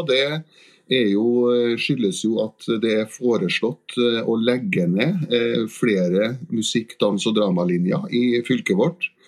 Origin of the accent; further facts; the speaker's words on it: Trondheim, Trøndelag, Norway; Adressa er nå min avis da, som trondhjemmer.